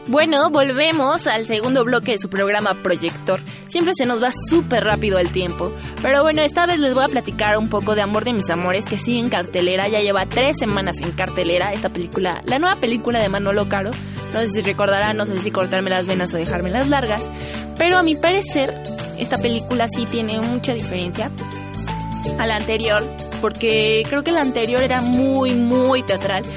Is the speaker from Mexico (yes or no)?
yes; Mexico